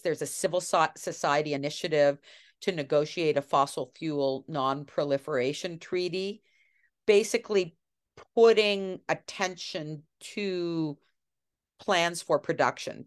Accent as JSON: {"language": "English", "country": "Canada", "tie": "born or raised there", "said": "I remember as a child growing up in Canada"}